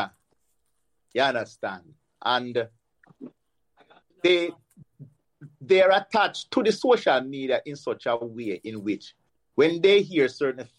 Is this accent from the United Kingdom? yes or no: no; Kingston, Jamaica; also born or lived in Pembroke Hall, Kingston; We come from Dunkirk